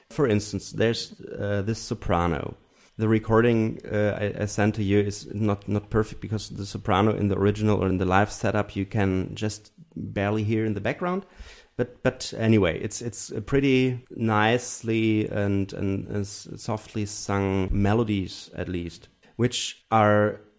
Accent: Germany; English is a second language; So I'm from from Germany with the German tradition, of course, and the European tradition of music. But my personal, I grew up in a very small uh, village

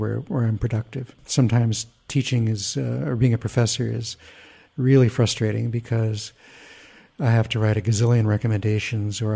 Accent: United States; as an American

